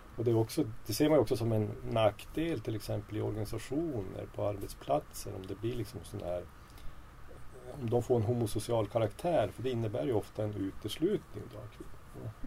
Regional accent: Kiruna, Norrbotten County, Sweden; moved away as an adult; now in Umeå, Sweden; jag växte upp i Kiruna då.

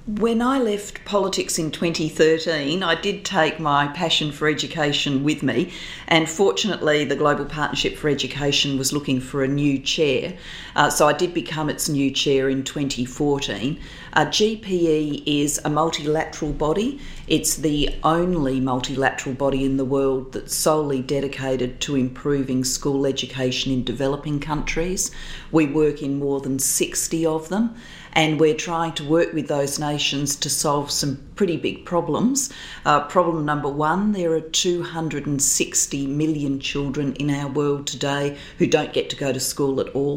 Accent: Adelaide, South Australia, Australia; moved away as an adult; post politics, I've returned to my hometown, to Adelaide

